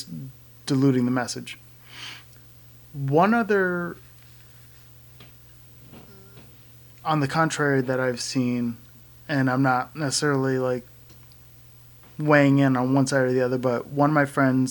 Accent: Connecticut, United States; moved away; my hometown in Connecticut, yes, I'm from Connecticut

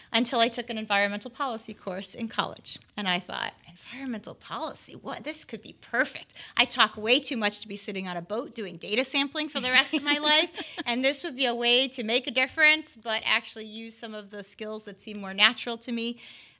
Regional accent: Chicago, Illinois, United States; moved away as an adult; now in Florida, United States; I'm an outsider to Florida, born and raised in Chicago

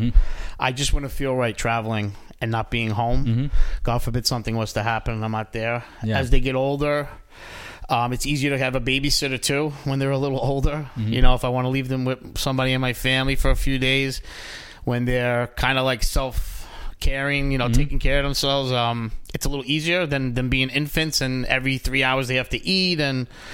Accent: New York City, New York, United States; now in Long Island, United States; I'm from Williamsburg.

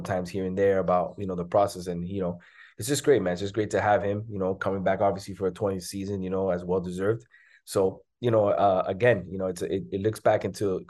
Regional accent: Miami, Florida, United States; I was born and raised in Miami. I played high school basketball here

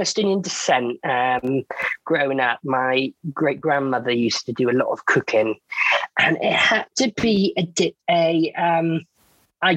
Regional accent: Wales, United Kingdom; now in Bournemouth, United Kingdom; I am born and bred in Wales and I'm now based down in Bournemouth

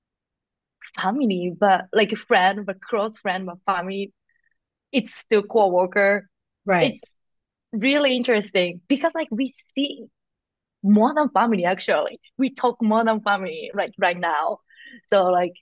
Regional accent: Fukuoka, Japan; English is a second language; now in New York, United States; I'm from Japan, like so my family is like everybody in Japan

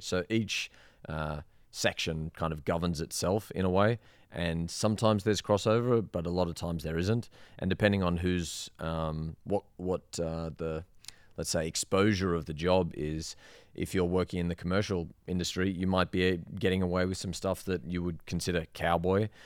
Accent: Sydney, New South Wales, Australia; moved away as an adult; also born or lived in Queensland / Perth; now in Las Vegas, United States; I'm from Sydney

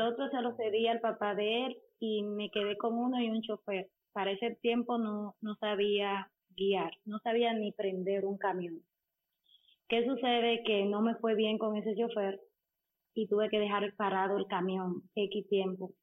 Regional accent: Dominican Republic; soy dominicana.

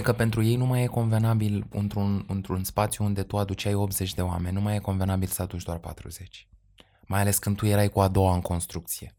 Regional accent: Romania; noi cu toții ca români

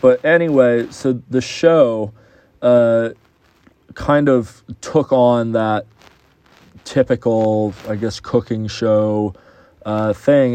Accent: Houston, Texas, United States; moved away; my hometown of Houston

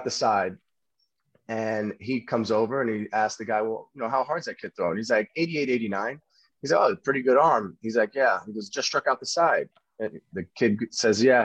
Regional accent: New York City, New York, United States; I grew up in Brooklyn playing against all my Yankee friends

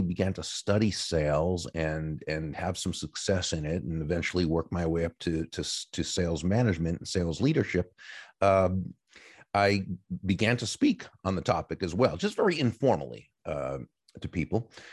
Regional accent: Massachusetts, United States; moved away as an adult; now in Florida, United States; I grew up in, in Massachusetts in the, uh, in the, uh, U S

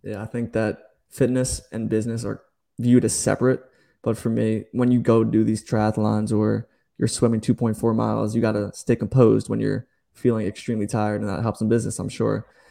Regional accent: New Jersey, United States; moved away as an adult; now in Charleston, United States; I'm from New Jersey, just moved to Charleston.

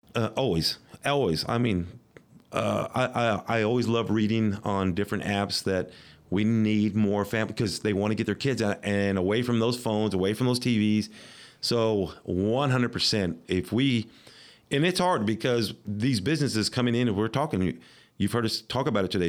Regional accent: Midland, Texas, United States; this is my hometown

